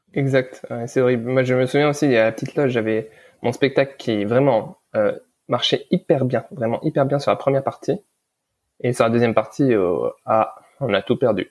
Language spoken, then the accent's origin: French; Lebanon; je suis né au Liban euh, pendant la guerre